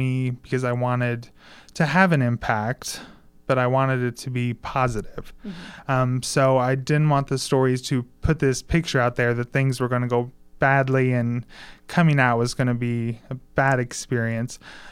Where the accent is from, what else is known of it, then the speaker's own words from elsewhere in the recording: Mitchell, Indiana, United States; moved away as an adult; now in Bloomington, United States; where I grew up in Mitchell, there's only really one variety of religion.